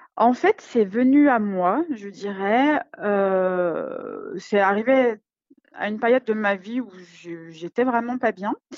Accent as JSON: {"language": "French", "town": "Lyon", "region": "Auvergne-Rhône-Alpes", "country": "France", "said": "je suis lyonnaise"}